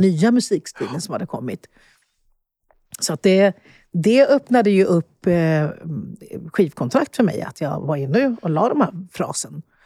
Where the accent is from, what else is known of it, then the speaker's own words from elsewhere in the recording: Sweden; när vi kom till Sverige som sjuåringar och vi gick i varsin klass